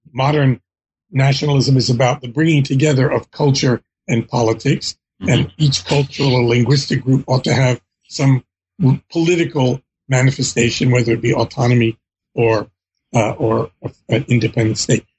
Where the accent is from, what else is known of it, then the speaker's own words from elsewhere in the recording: Philadelphia, Pennsylvania, United States; I was born in the United States in Philadelphia, PA. My mom was also born there